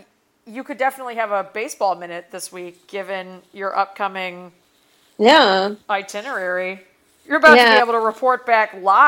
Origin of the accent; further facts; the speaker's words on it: Cleveland, Ohio, United States; moved away; also born or lived in New York / Los Angeles; I'm not a New Yorker. I'm definitely not an Angeleno, but yeah, I'm from Cleveland.